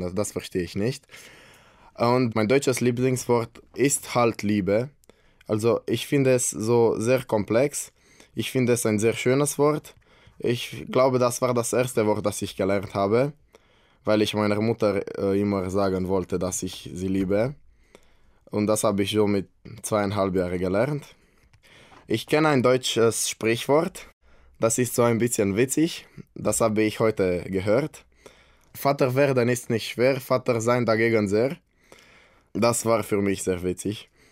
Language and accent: German; Brașov, Brașov County, Romania; German is a second language; ich bin aus Kronstadt, Rumänien